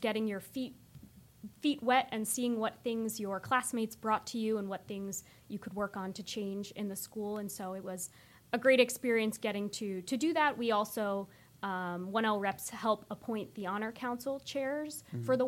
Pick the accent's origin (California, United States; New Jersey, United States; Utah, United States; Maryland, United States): New Jersey, United States; moved away as an adult; also born or lived in Delaware / Madrid; now in Williamsburg, Virginia, United States; I'm originally from the great state of New Jersey